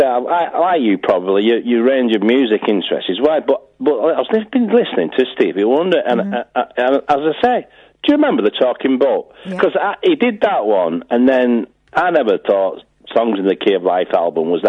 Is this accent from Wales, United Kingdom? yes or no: no; Wigan, North West England, United Kingdom; I'm from Wigan, and I know Ian was taking the mickey out of my accent